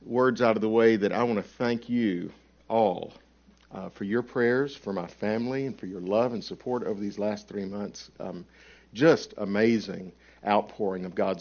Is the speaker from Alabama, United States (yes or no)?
yes; Alabama, United States; accent: Alabamanese; I'm from Alabama, so the pronunciation may be Alabamanese